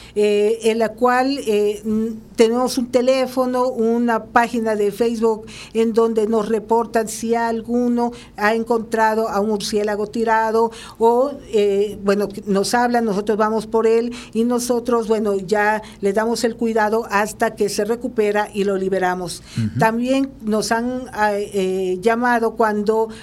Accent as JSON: {"language": "Spanish", "country": "Mexico", "said": "nosotros como México"}